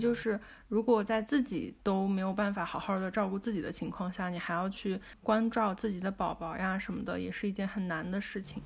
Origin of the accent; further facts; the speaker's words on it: China; 我们中国人